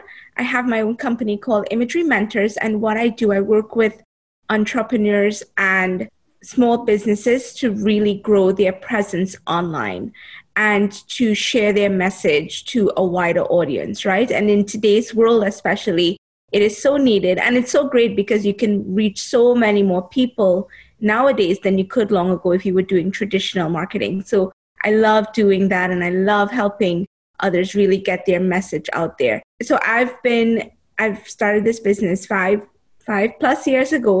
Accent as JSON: {"language": "English", "country": "Trinidad & Tobago", "tie": "born or raised there", "moved": "as an adult", "lives_now": "New York City, United States", "said": "I was born in Trinidad and Tobago. I lived there for 20 years"}